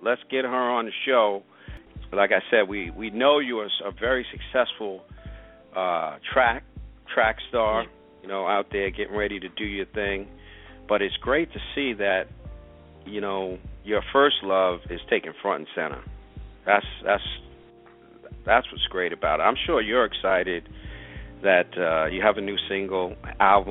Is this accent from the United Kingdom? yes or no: no; Long Island, New York, United States; With the bread man myself, are natives of Long Island